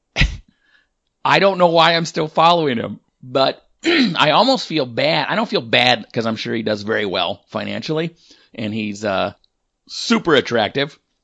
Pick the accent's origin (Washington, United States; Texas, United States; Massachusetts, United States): Washington, United States; I'm from Washington State my whole life